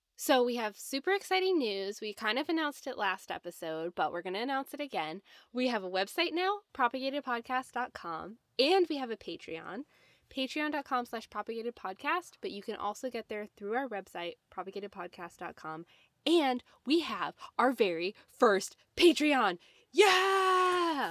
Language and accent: English; Midwest, United States; I'm from the Midwest